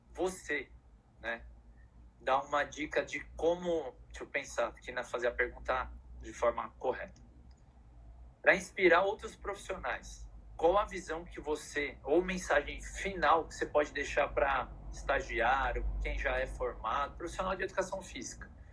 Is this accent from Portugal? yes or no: no; São Paulo, Brazil; eu que vim lá de Pirituba